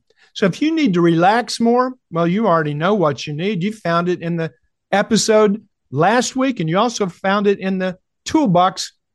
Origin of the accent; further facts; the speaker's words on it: Kentucky, United States; I said, "Kentucky."